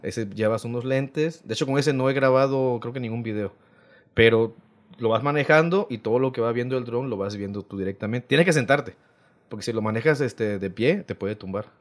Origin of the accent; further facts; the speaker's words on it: Rodríguez Clara, Veracruz, Mexico; also born or lived in Loma Bonita, Oaxaca; Nací en Loma Bonita, pero toda mi vida me, me crié en Rodríguez Clara.